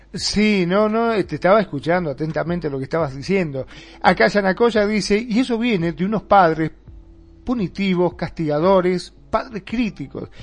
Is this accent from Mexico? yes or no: no; Mar del Plata, Buenos Aires Province, Argentina; acá en Mar de Plata, de donde soy yo